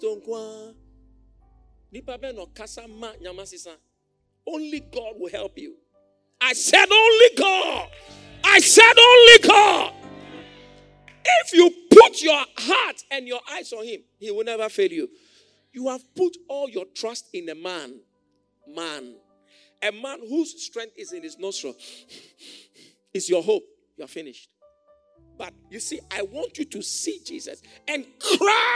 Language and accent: English; Accra, Greater Accra, Ghana; born or raised there